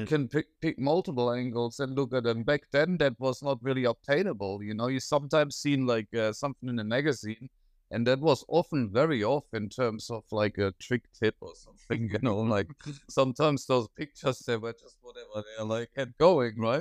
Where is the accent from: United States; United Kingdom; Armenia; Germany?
Germany; now in Australia; I'm from Germany